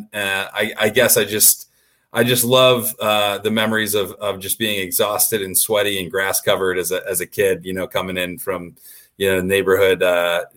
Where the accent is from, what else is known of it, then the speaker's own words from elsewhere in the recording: Vermont, United States; I'm from Vermont, which is in the Northeast